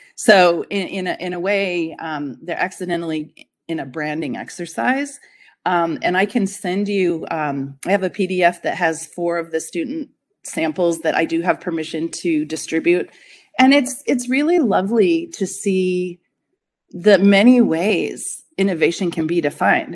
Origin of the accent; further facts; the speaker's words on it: Denver, Colorado, United States; moved away as an adult; also born or lived in Boulder, Colorado; now in upstate New York, United States; I'm from Denver, Colorado